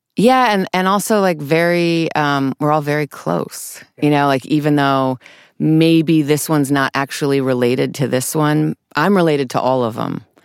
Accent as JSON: {"language": "English", "town": "New York City", "region": "New York", "country": "United States", "tie": "born or raised there", "moved": "as an adult", "lives_now": "Los Angeles, United States", "said": "I grew up mostly in New York City"}